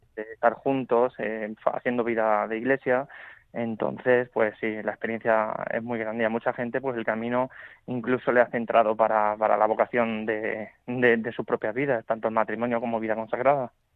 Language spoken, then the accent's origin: Spanish; El Puente del Arzobispo, Castilla-La Mancha, Spain; yo soy de un pueblo del camino, soy de Puentes del Arzobispo y desde pequeño pues he hecho el camino en muchas ocasiones